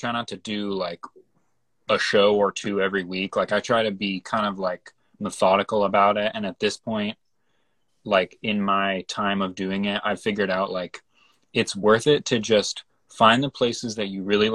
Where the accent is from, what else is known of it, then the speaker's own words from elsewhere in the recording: Hartford, Connecticut, United States; we're all from the Hartford area in Connecticut